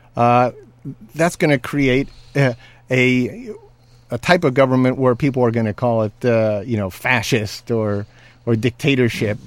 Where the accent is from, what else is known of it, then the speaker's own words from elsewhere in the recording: California, United States; I'm a Californian